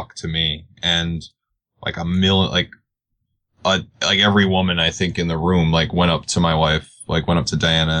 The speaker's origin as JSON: {"language": "English", "region": "New York", "country": "United States", "said": "I'm me from New York"}